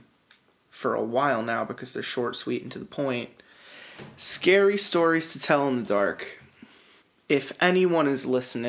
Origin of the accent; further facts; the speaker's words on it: Allentown, Pennsylvania, United States; growing up in Allentown